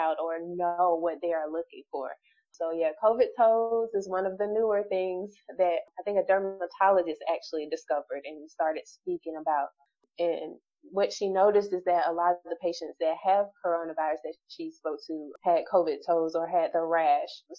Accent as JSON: {"language": "English", "region": "Alabama", "country": "United States", "said": "I'm originally from Alabama."}